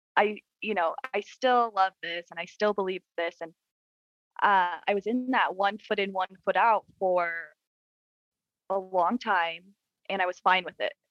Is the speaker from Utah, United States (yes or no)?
yes; Utah, United States; So I was born in Utah